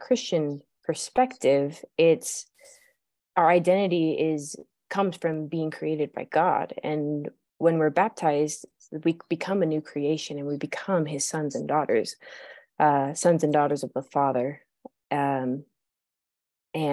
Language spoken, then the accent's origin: English; Montana, United States; I grew up in Montana